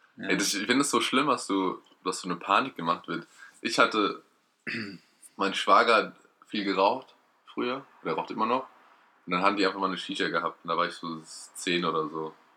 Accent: Erlenbach, Germany; in Ellenbach, der wo ich herkomme.

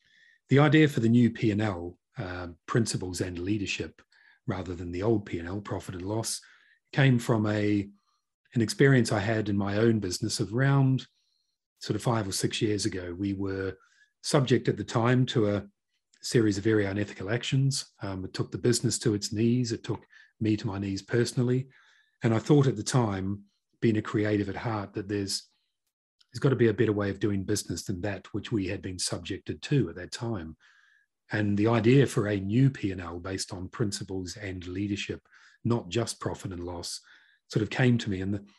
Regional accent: North Island, New Zealand; moved away as an adult; now in United Kingdom; I'm originally from Aotearoa, New Zealand. Grew up in a small town and in the North Island, and I moved to the UK about just over two decades ago.

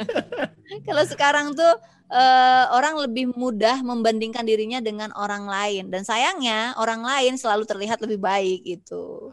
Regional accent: West Kalimantan, Indonesia; moved away; ya lahir orang Sunda tapi aku lahir besar di Kalimantan

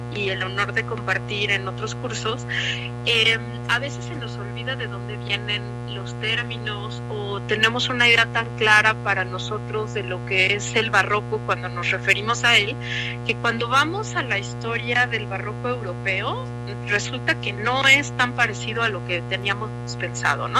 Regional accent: Mexico; uno como mexicano

